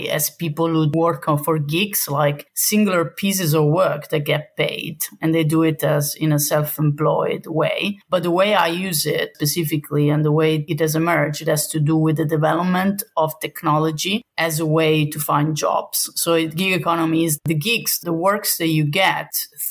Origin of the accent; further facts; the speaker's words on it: Southern Italy, Italy; moved away; I'm not from the north, I'm from the south.